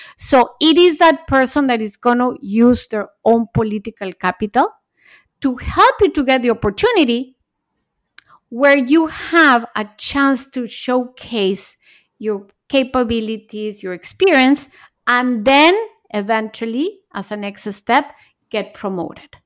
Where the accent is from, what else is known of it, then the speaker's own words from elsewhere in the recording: Mexico; moved away as an adult; also born or lived in Japan; I was born in Mexico, then I went to college and lived in Japan